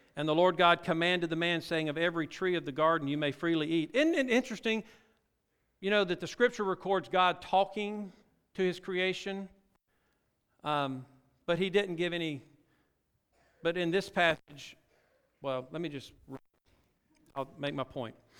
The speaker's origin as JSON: {"language": "English", "region": "Louisiana", "country": "United States", "tie": "born or raised there", "also_born_or_lived": "Mississippi", "said": "Well, I actually born in Mississippi, raised in Louisiana"}